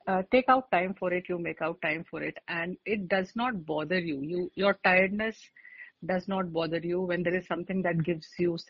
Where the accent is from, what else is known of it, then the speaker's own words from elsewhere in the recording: Lucknow, Uttar Pradesh, India; also born or lived in Aligarh, India; now in Mumbai, India; I am basically from Lucknow, and we used to have a newspaper called Swatantra Bharat